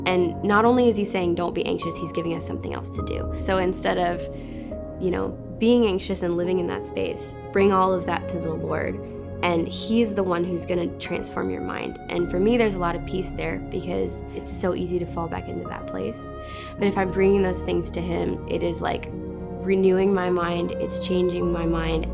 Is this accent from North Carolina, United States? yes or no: yes; Western North Carolina, United States; I'm from Western North Carolina, little tiny town, middle of nowhere. Grew up in a really big family